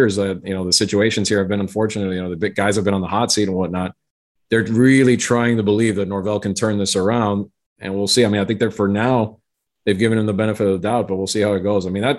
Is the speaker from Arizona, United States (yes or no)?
no; Miami, Florida, United States; moved away as an adult; now in Tallahassee, United States; we grew up and we're from Miami. We've been there. We've lived our lives there